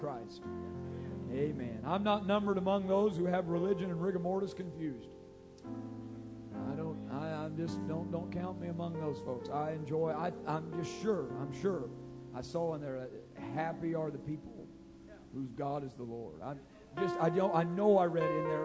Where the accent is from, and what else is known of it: Grayville, Illinois, United States; born or raised there